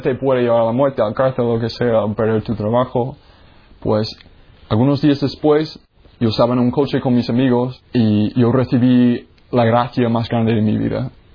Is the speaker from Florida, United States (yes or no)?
yes; Jacksonville, Florida, United States; moved away; Pues yo soy de los Estados Unidos. Ah, yo nací en la Florida, en Jacksonville